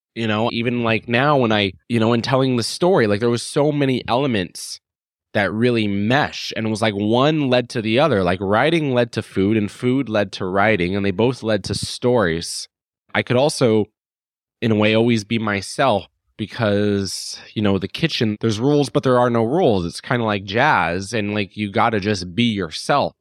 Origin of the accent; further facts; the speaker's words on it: Phoenix, Arizona, United States; moved away; I'm from Phoenix, Arizona originally